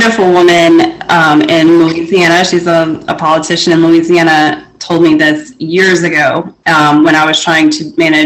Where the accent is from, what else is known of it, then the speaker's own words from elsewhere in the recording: Canada; I'm Canadian